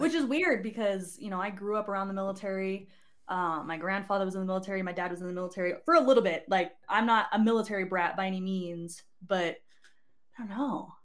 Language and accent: English; Barstow, California, United States; moved away as an adult; also born or lived in Oregon; I was born in Oregon, but raised in Souther-, Southern California, if you know where Fort Irwin, California is.